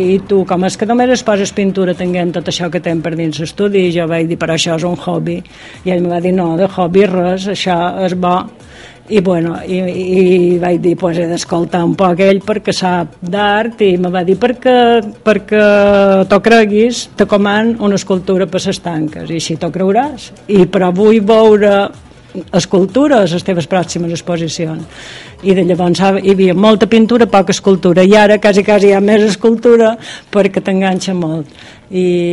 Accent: Campos, Balearic Islands, Spain; és el meu poble

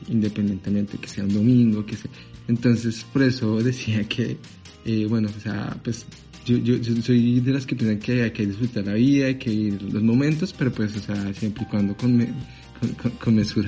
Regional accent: Bogotá, Colombia; moved away as an adult; now in Paris, France; yo nací en Colombia, en Bogotá más específicamente. Y, y pues hace seis años que migré aquí a Francia

